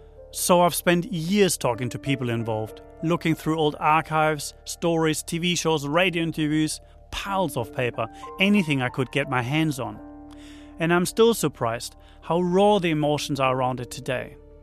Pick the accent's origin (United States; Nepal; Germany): Germany; moved away as an adult; now in New Zealand; Now, I mostly work as a filmmaker and you probably hear I'm not from here. I'm from Germany, but came here about 20 years ago.